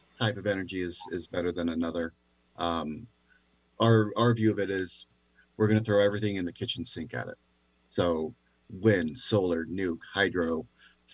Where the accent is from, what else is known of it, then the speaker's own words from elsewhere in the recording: Covington, Washington, United States; I grew up in Covington, Kent area